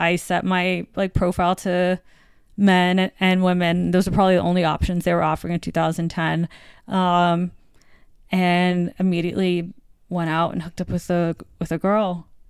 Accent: U.S. Virgin Islands; moved away as an adult; also born or lived in Virginia / North Carolina; now in New York, United States; But I grew up in the Virgin Islands and then I went to school in Virginia and then North Carolina, the South.

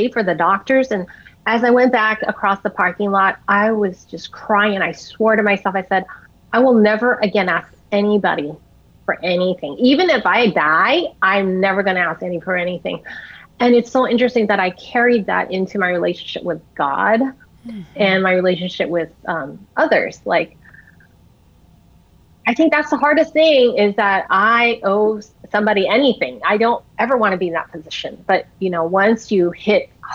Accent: United States; I'm Chinese American, so we did a lot of Chinese medicine

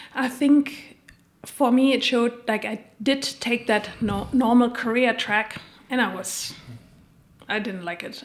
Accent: Germany; moved away as an adult; also born or lived in United States / Spain / Australia / Switzerland; now in Bern, Switzerland; I'm originally from Germany

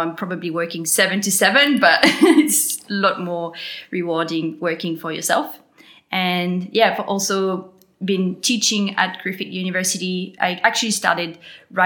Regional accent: New Caledonia; accent: French; moved away as an adult; now in Gold Coast, Australia; I'm originally from New Caledonia. I was born there, and that's why I have a French accent

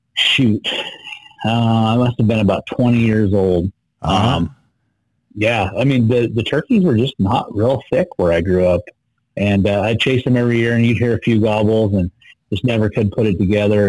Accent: Idaho, United States; I was born and raised here in Idaho, uh, country boy.

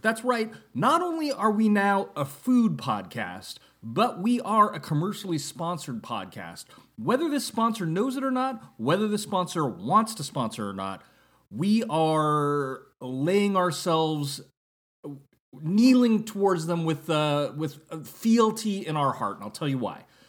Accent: Northern California, United States; when I was growing up in Northern California

